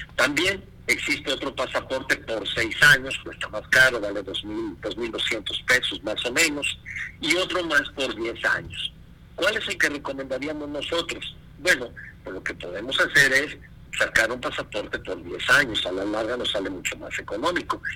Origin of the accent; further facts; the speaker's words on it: Mexico; aquí en nuestro país